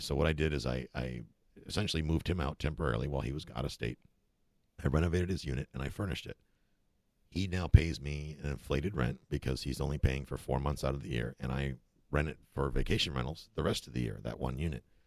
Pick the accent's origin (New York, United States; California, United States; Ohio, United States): New York, United States; Buffalo; moved away as an adult; also born or lived in Germany / Kansas; now in Florida, United States; I grew up in upstate New York. Actually, I grew up in Buffalo